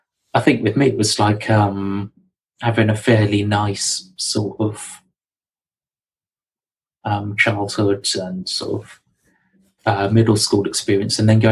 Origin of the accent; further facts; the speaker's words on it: Hampshire and Surrey, South East England, United Kingdom; accent: southerner; moved away as an adult; now in Nottingham, United Kingdom; as you might be able to tell from my accent, I'm a southerner. was born in Hampshire, grew up in Hampshire and Surrey